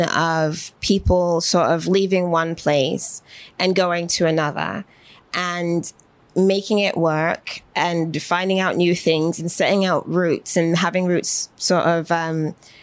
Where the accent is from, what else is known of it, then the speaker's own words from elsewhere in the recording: Manchester, North West England, United Kingdom; also born or lived in Birmingham, England / London, England; now in United States; raised in Manchester, born in Birmingham specifically, but most of my childhood in my memory was rooted in Manchester and other parts along the way.